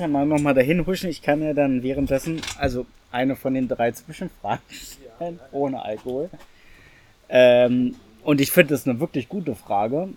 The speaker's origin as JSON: {"language": "German", "region": "Berlin", "country": "Germany", "tie": "born or raised there", "said": "Ich bin in Reinickendorf groß geworden."}